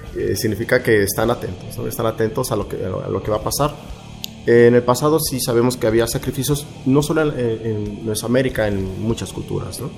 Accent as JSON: {"language": "Spanish", "country": "Mexico", "said": "como mexicanos"}